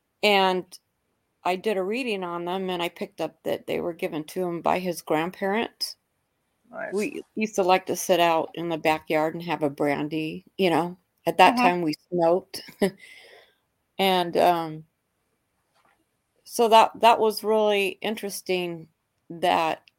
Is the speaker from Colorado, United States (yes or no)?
no; San Jose, California, United States; I grew up in San Jose